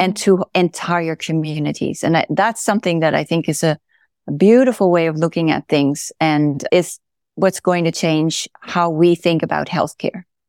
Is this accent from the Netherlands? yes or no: yes; Netherlands; moved away as an adult; also born or lived in California; now in Oregon, United States; I am originally from the Netherlands, and that's where I went to medical school